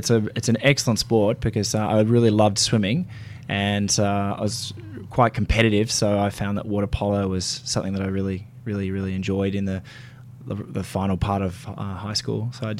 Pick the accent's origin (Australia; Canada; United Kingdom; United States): Australia; Sydney, New South Wales; moved away as an adult; also born or lived in Melbourne; now in Queensland, Australia; So I'm born in Melbourne, but okay. I grew up mostly in Sydney. So my schooling was in Sydney